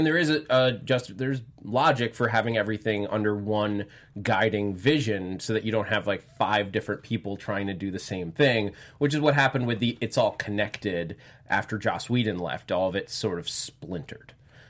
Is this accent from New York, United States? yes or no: yes; Westchester County, New York, United States; I'm from Westchester.